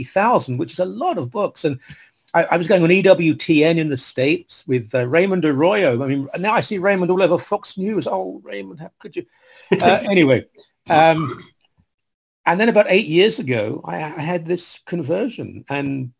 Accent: London, United Kingdom; moved away; I was raised in London, England, sort of East London, Essex area where they meet

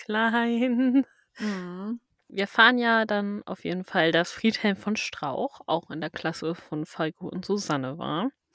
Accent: Schleswig-Holstein, Germany; also born or lived in Lower Saxony; ich bin ja gar nicht in Schleswig-Holstein geboren

